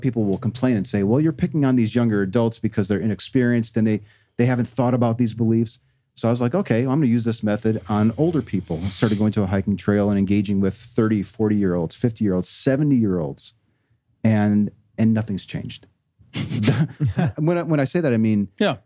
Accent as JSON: {"language": "English", "town": "Chicago", "region": "Illinois", "country": "United States", "tie": "born or raised there", "said": "I was raised here in Chicago"}